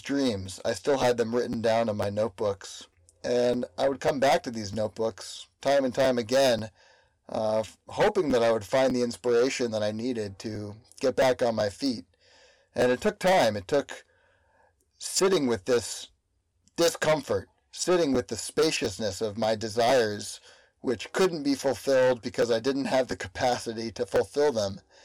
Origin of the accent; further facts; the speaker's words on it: Berkeley, California, United States; also born or lived in East Coast; my hometown of Berkeley